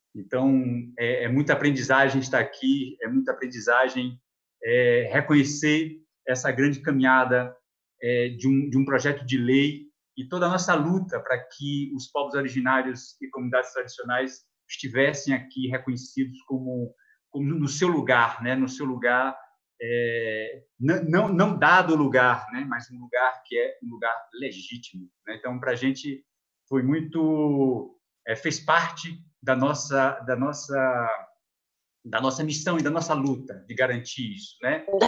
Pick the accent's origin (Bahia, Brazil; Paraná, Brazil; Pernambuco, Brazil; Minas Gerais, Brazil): Bahia, Brazil; south of Chapada Diamantina; região onde nasci, sul da Chapada Diamantina